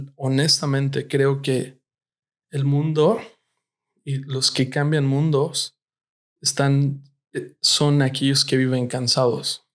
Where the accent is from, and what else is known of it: Mexico City, Mexico; moved away as an adult; also born or lived in Tehuacán, Puebla; now in United States